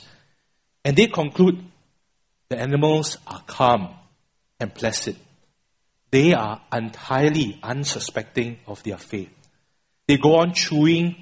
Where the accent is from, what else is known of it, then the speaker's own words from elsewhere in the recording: Singapore; I'm a Singaporean born and bred